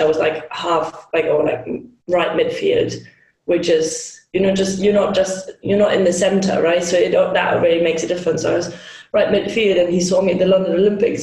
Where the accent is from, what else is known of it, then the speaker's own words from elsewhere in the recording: Hamburg, Germany; I'm Hamburg from Hamburg um, in Germany